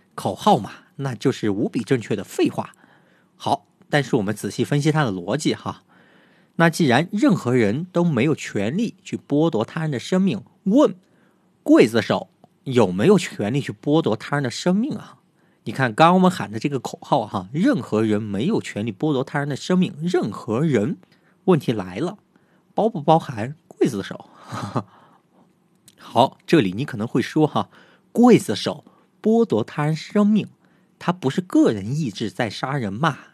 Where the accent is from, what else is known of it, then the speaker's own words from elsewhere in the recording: China; 但是呢，我们中国人却不太有感觉的理由